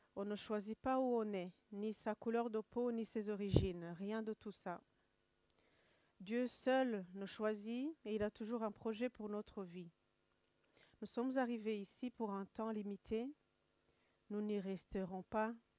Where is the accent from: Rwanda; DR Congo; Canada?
Rwanda; Kigali; moved away; je suis rwandaise, de Kigali